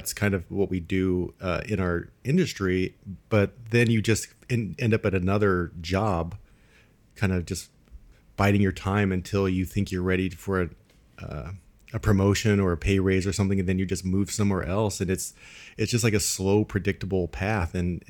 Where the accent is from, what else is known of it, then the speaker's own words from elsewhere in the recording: California, United States; now in Midwest, United States; I'm originally from Southern California, and you have this perception of the Midwest as just farms and cows and all that kind of stuff.